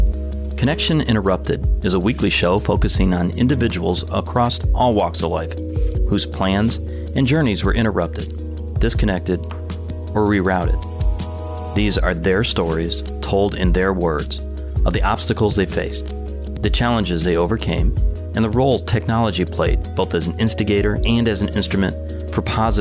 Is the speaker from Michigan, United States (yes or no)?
yes; Detroit, Michigan, United States; moved away as an adult; also born or lived in United Kingdom / Southern United States; now in Florida, United States; I grew up in Detroit, but I left right after high school, and I've been a bit of a nomad ever since. I've lived all over the East Coast of the U.S., mainly in the South. I lived a few years in the U.K. before I finally settled in Florida for the past 6 years.